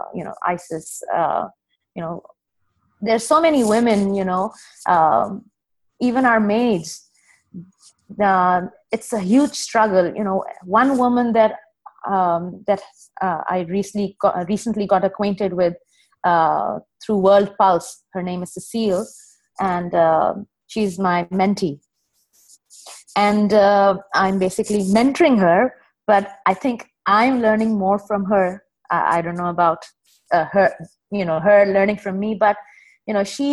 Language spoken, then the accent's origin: English; Pakistan; also born or lived in United Arab Emirates; now in Dubai, United Arab Emirates; I'm a Pakistani